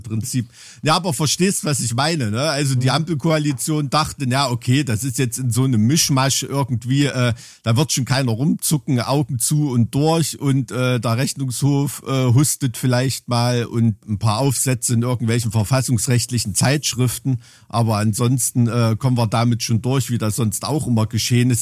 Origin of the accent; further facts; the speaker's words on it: East Germany, Germany; als Kind in der DDR